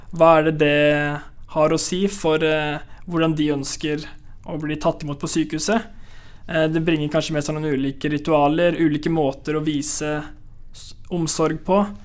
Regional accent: Norway; jeg er den første nordmannen

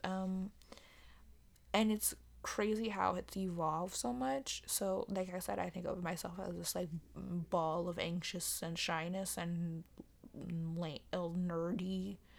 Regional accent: United States; as an American

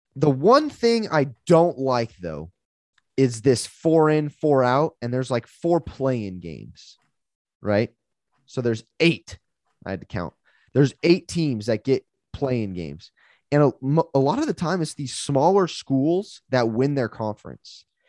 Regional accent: United States

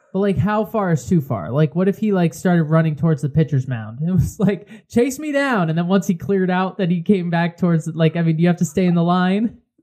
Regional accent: Connecticut, United States; we're from Connecticut

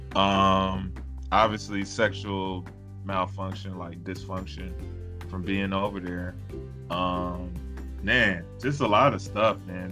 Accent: South Carolina, United States; moved away as an adult; also born or lived in Germany / Seoul, South Korea / Orlando, Florida; where I grew up in South Carolina

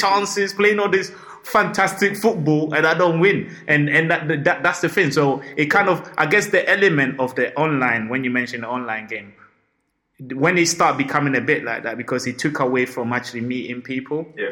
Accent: Ghana; I'm Ghanaian

